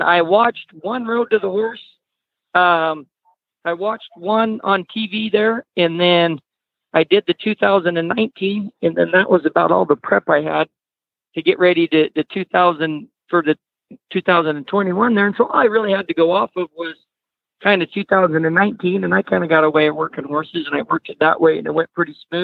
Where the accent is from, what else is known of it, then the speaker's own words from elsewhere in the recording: Idaho, United States; also born or lived in Nevada; we moved over here to Nevada or Idaho and got more into the horses